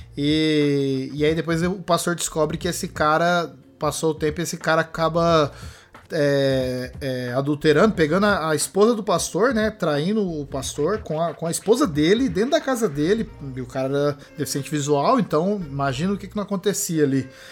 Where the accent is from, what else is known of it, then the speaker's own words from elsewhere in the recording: Brazil; nós somos brasileiros